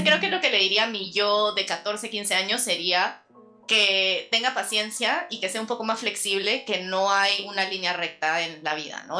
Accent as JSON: {"language": "Spanish", "country": "Peru", "also_born_or_lived": "New York / Paris", "moved": "as an adult"}